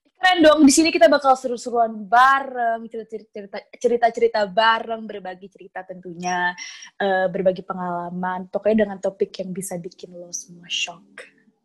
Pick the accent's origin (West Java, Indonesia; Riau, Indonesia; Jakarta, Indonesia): West Java, Indonesia; Bekasi; asal gue dari Bekasi